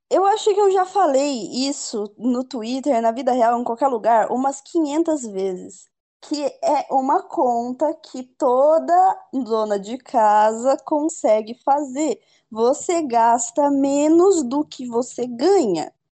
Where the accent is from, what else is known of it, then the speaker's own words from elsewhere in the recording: Rio de Janeiro, Brazil; born there; eu sou carioca, né? Um dos meus defeitos é, é. é ser carioca de nascença. E eu adquiri muito do sotaque paulista conversando com o Arthur